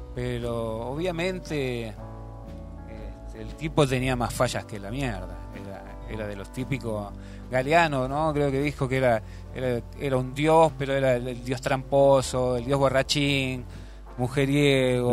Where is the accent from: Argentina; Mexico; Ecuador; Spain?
Argentina; moved away; como cualquier argentino